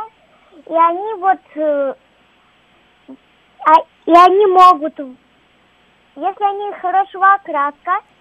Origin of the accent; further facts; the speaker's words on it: Pushkino, Moscow Oblast, Russia; я из города, я из маленького города Пушкина.